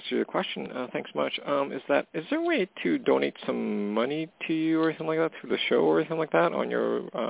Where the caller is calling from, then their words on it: Canada; calling from Canada.